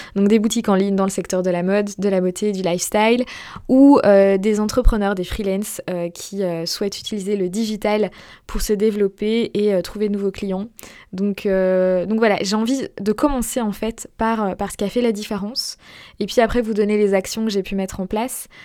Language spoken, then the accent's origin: French; Belgium; je ne suis pas française. Je suis belge. J'ai la double nationalité, belge française, d'ailleurs. Mais, euh, je vis en Belgique